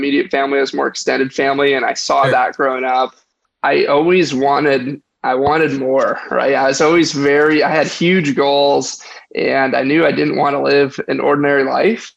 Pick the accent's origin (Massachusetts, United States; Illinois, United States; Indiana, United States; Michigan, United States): Michigan, United States; Detroit; I was born and raised in outside of Detroit, Michigan, suburbs of Detroit